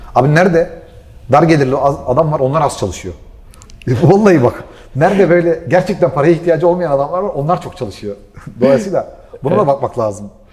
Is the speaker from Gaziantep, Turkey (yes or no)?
yes; Gaziantep, Turkey; Ben Antepliyim